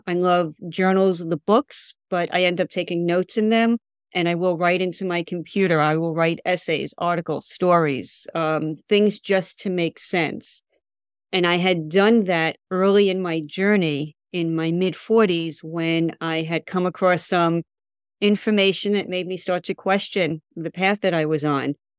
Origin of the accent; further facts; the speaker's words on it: New York, United States; being a New Yorker